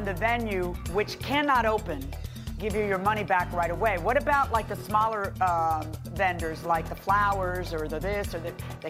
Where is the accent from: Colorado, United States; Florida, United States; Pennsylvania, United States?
Florida, United States; Miami; born or raised there